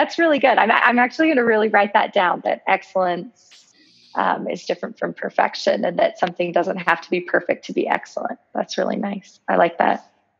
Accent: Colorado, United States; we lived in the same state and we never met in person. Like, come on, that's so bizarre that we're all from Colorado.

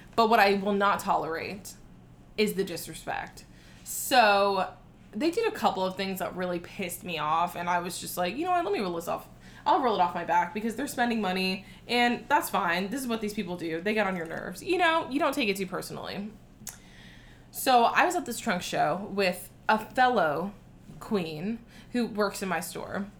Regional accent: South Florida, United States; I'm from South Florida

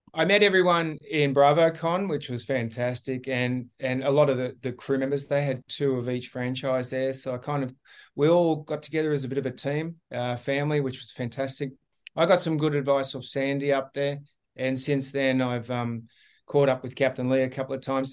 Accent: Australia; being the Australian captain

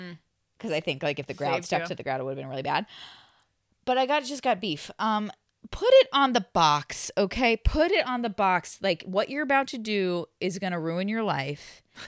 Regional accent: Midwest, United States; I'm from the Midwest. I really enjoy a bargain, you know?

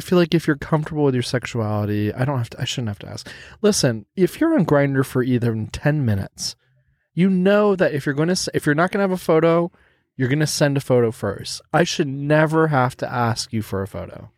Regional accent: Texas, United States; accent: American; I'm from Texas.

